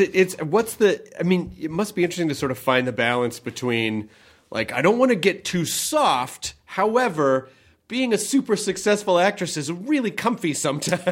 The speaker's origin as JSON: {"language": "English", "town": "Memphis", "region": "Tennessee", "country": "United States", "tie": "born or raised there", "also_born_or_lived": "Kentucky", "said": "I'm from Memphis. I, I, was born in Kentucky, but I grew up in Memphis."}